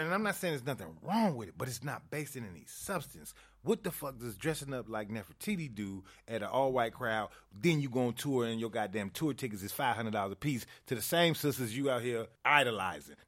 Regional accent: Chicago, Illinois, United States; growing up in Chicago

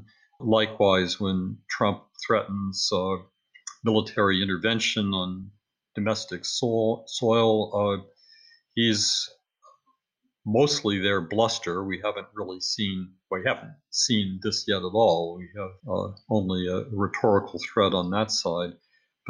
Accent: United States

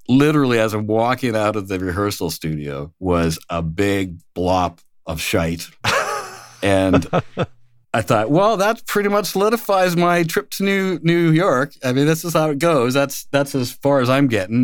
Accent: Moose Jaw, Saskatchewan, Canada; moved away as an adult; also born or lived in Switzerland; I'm Canadian by birth. Moose Jaw is the little town I'm from.

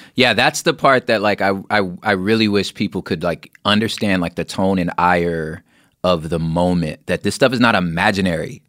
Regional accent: Los Angeles, California, United States; growing up in Los Angeles

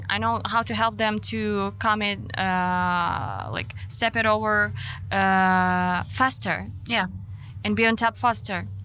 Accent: Ukraine; moved away as an adult; I'm from Ukraine.

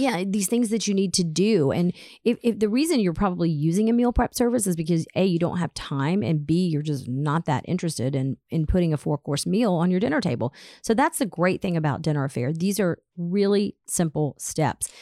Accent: Atlanta, Georgia, United States; as a teenager growing up in Atlanta

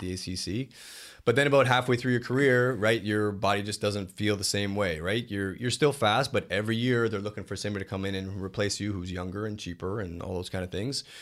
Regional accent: Canada; moved away as an adult; being a Canadian kid.

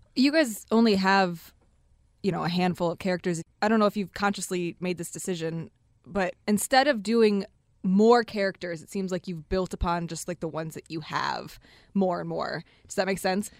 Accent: Detroit, Michigan, United States; also born or lived in East Lansing; I'm from Detroit. I was born and raised here.

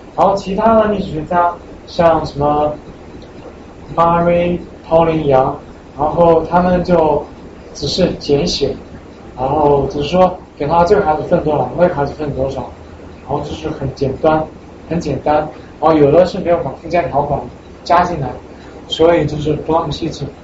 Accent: China; now in United States; 我是一个中国人

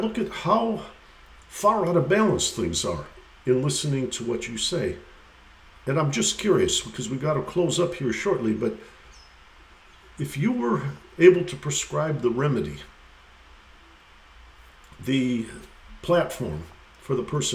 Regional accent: Detroit, Michigan, United States; my hometown of Detroit

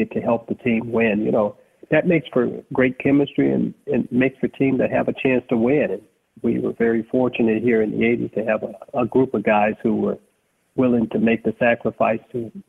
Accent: Los Angeles, California, United States; I grew up in Los Angeles

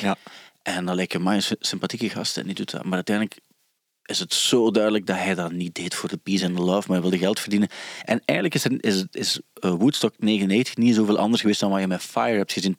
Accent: Sint-Niklaas, Flanders, Belgium; accent: Sint-Niklaas; Maar wat wij hebben, en dus Sint-Niklaas, dat is eigenlijk een heel modder accent. Ik, heb dat ook

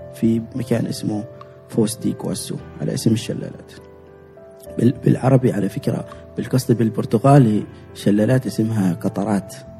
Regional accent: Oman; انا من عمان انا عماني انا عايش في عمان

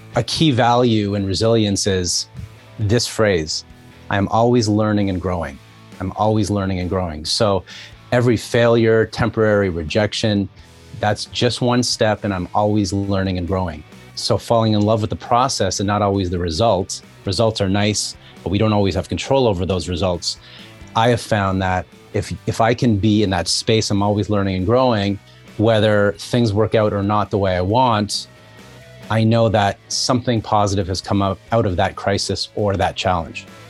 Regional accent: just outside of Toronto, Ontario, Canada; also born or lived in New York, United States; I grew up just outside of Toronto.

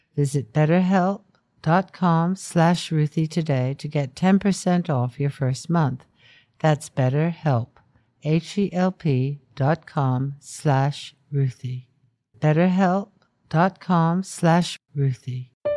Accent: United States; as an American

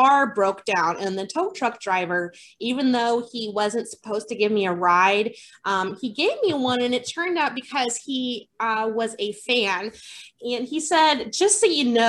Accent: Colorado, United States; I grew up in Colorado

